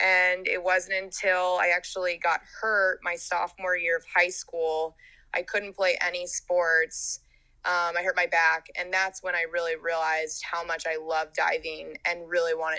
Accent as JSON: {"language": "English", "region": "Georgia", "country": "United States", "also_born_or_lived": "Hawaii", "moved": "as an adult", "said": "I'm a diver. I'm from Georgia and I went to the University of Hawaii to dive"}